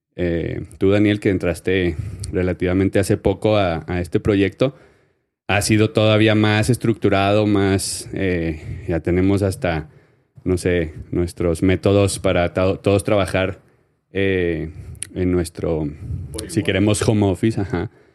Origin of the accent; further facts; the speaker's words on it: Ciudad Juárez, Chihuahua, Mexico; accent: northern; soy del norte, soy de Ciudad Juárez y hablo con la H